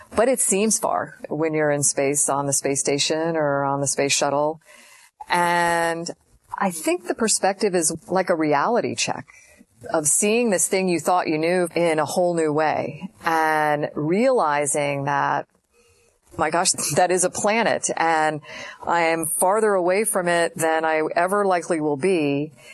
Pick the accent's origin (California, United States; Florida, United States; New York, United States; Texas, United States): Florida, United States; I remember growing up in Florida